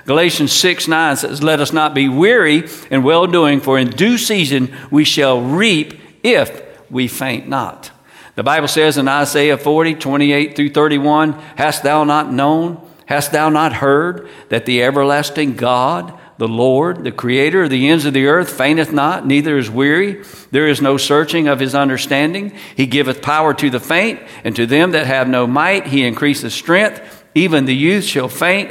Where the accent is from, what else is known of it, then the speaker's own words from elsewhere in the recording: United States; I'm from the United States